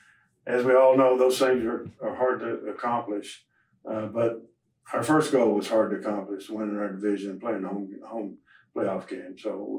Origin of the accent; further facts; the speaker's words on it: Texas, United States; I mean, I'm sure being a Texan, number one, I think, and living all over the country, you have a great feeling for Texas people